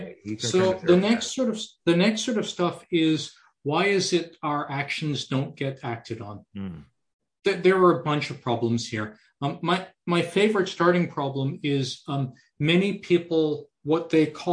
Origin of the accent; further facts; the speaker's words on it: Canada; Being a Canadian